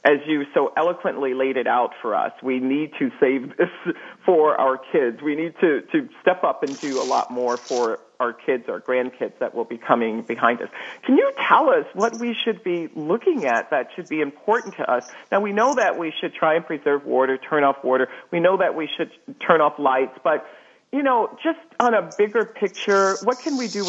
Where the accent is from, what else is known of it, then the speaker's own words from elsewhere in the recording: United States; I'm an American